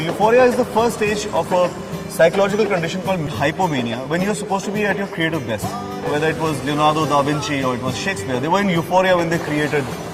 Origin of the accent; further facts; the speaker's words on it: Jammu, Jammu and Kashmir, India; मैं जम्मू में पला बड़ा